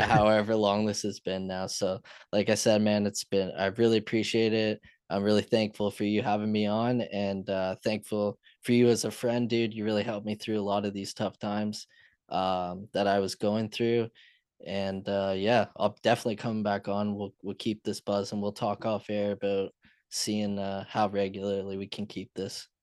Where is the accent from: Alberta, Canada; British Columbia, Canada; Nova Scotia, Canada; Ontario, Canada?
Ontario, Canada; London; London, my hometown